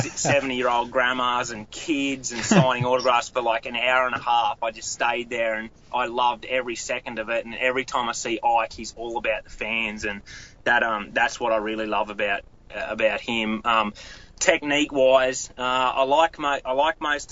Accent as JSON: {"language": "English", "country": "Australia", "tie": "born or raised there", "moved": "as an adult", "lives_now": "United States", "said": "managed a tackle store in my hometown"}